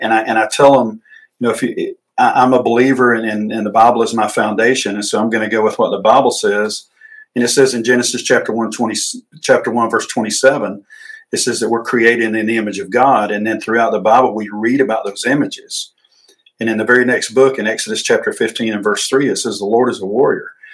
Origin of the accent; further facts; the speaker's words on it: Emerson, Georgia, United States; I grew up in Emerson, Georgia